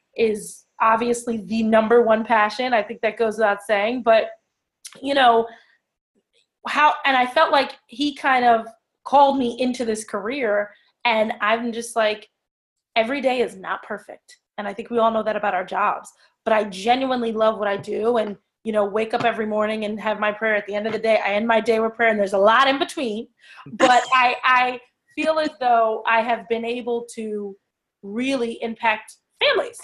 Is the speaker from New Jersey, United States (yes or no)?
yes; Ewing, New Jersey, United States; So I'm from Ewing, New Jersey, born and raised.